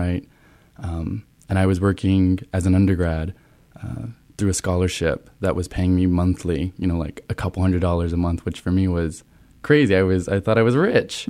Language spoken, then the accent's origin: English; Olton, Texas, United States; moved away as an adult; now in Columbus, United States; I am originally from Texas